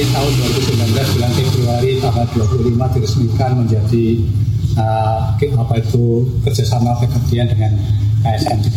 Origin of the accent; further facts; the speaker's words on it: Java, Indonesia; moved away as an adult; now in Samarinda, Indonesia; kami cuti ke Jawa satu bulan dan saya melihat di kampung saya itu kok bersih.